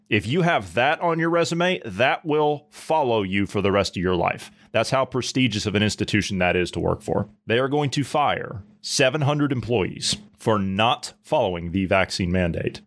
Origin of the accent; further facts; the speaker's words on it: Ohio, United States; I grew up in Ohio